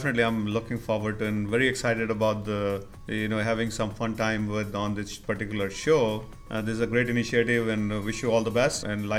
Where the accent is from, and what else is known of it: Palwal, Haryana, India; born or raised there; moved away as an adult; also born or lived in Rohtak, Haryana / Allahabad / Singapore / Bellary, Karnataka; now in Richmond, United States